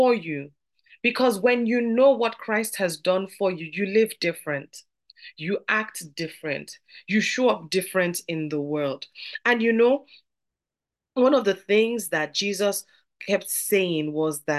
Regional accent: Nigeria; I'm from Nigeria, and in our parlance, we'll say they would gist

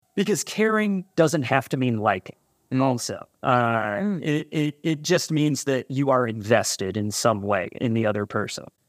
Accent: California, United States; now in Chicago, United States; I grew up out in California

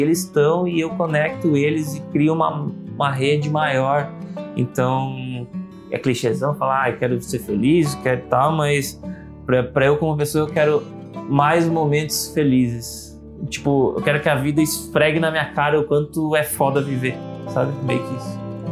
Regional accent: Brazil; eu, como brasileiro

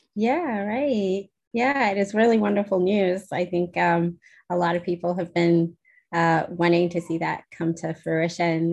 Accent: South Africa; moved away as an adult; also born or lived in United Kingdom; now in New Hampshire, United States; I'm originally from South Africa

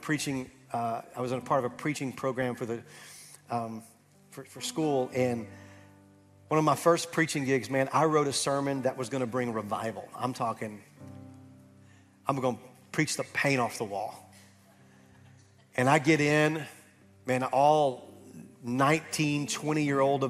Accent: Camden, Arkansas, United States; moved away; I'm back home in Camden, Arkansas, my hometown

